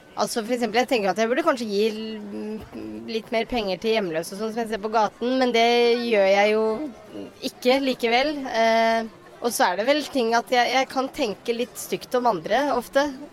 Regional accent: Bergen, Vestland, Norway; jeg er fra Loddefjord.

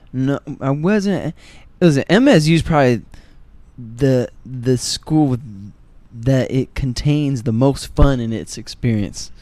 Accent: Detroit, Michigan, United States; moved away; also born or lived in New York City; I'm from Detroit

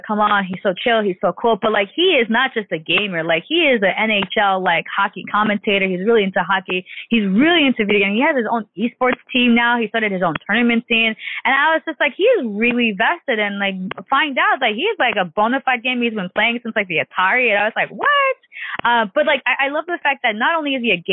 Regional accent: New York, United States; New York, my hometown

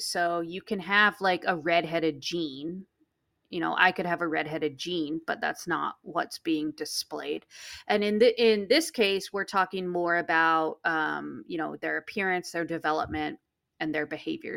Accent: interior Alaska, United States; moved away; where I grew up in Alaska was the interior

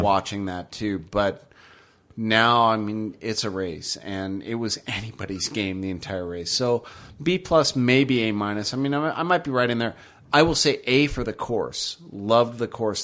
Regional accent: United States; I'm from America

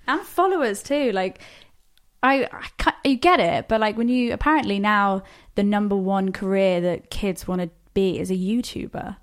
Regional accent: Plymouth, South West England, United Kingdom; we're actually both from Plymouth

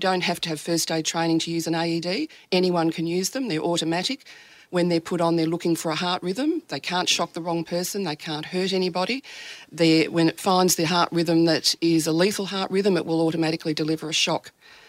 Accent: Melbourne, Victoria, Australia; From Melbourne.

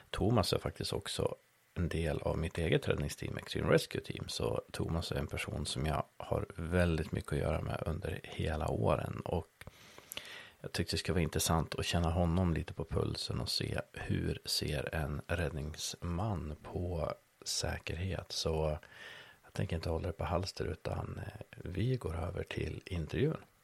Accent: Skåne, Sweden; Ja men det är ju så som skåning så passerar ju gränsen varje gång du åker någonstans.

